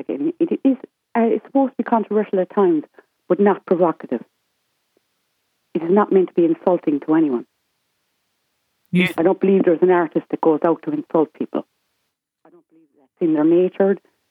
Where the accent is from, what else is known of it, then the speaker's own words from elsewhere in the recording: West Cork, Munster, Ireland; I come from West Cork myself.